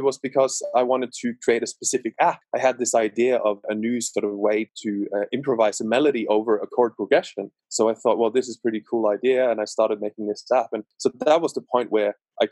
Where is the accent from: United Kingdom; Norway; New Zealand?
Norway; West Coast, Western Norway; I'm from Norway, West Coast, so it's rainy